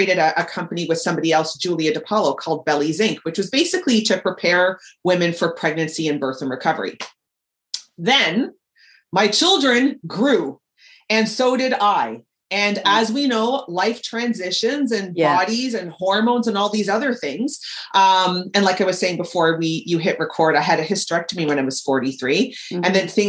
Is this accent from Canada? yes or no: yes; Toronto, Ontario, Canada; I'm born and raised in Toronto